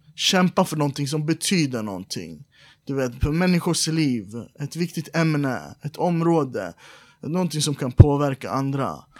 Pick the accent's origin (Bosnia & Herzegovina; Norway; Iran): Iran; now in Sweden; Vi är alla iranier